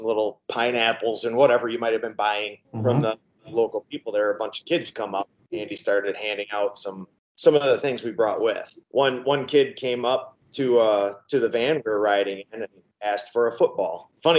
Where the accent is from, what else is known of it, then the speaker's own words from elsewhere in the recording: southeastern Wisconsin, United States; I am born and raised in the area.